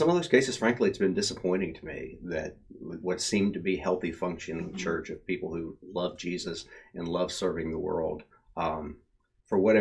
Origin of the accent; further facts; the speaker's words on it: South Carolina, United States; I grew up in South Carolina. I was a kid when Jim and Tammy Baker and the Heritage USA scandal erupted.